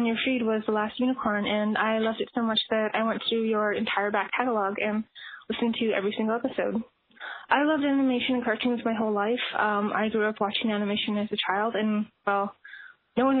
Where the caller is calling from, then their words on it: Northwest Territories, Canada; I'm calling you from the Northwest Territories in Canada